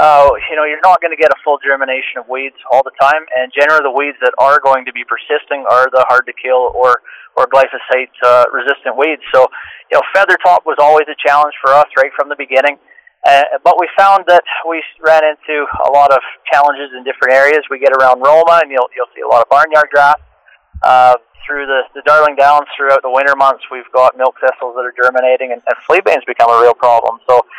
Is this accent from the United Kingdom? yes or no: no; Canada; moved away as an adult; now in Australia; I came over to Australia from Canada about 6 years ago with my family, working with Croplands.